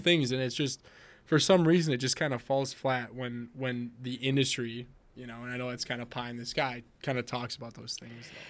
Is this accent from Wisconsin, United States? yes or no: yes; Wisconsin, United States; I'm from Wisconsin, so we drink a lot of beer here